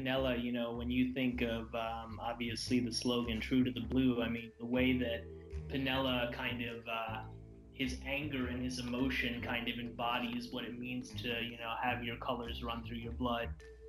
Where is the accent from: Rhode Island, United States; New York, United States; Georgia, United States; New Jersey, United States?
New York, United States; now in Canada; I live in Canada. I'm actually from New York.